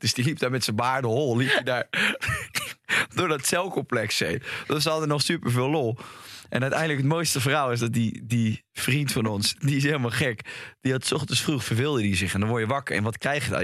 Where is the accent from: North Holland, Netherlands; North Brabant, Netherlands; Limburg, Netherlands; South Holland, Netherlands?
South Holland, Netherlands; Rotterdam; Ik ben opgegroeid in Rotterdam